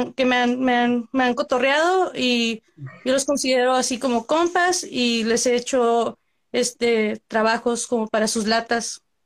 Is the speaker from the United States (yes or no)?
yes; Central California, United States; soy del centro de California